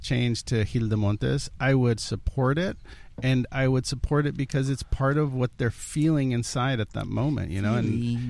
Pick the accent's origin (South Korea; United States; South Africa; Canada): United States; my parents are immigrants. I was born here